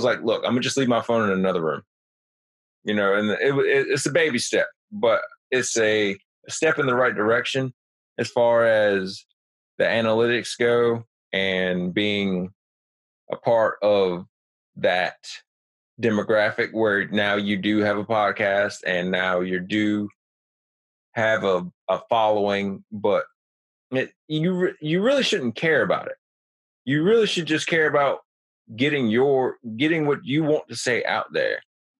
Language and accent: English; New Jersey, United States; now in South Carolina, United States; I'm from New Jersey, and now I live in South Carolina.